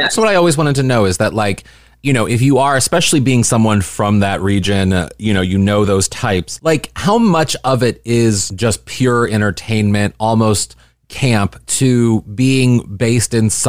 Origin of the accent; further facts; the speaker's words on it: Midwest, United States; I'm total Midwesterner